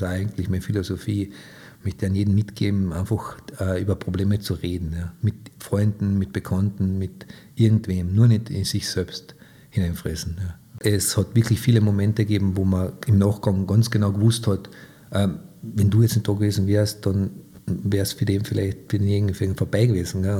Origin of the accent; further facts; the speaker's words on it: Köttmersdorf, Carinthia, Austria; Also aufgewachsen bin ich eigentlich in Köttmersdorf ähm, auf meinem elterlichen Hof.